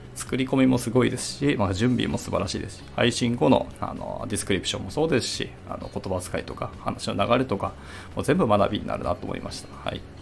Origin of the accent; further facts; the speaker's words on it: Hiroshima, Japan; 私の地元、あの、広島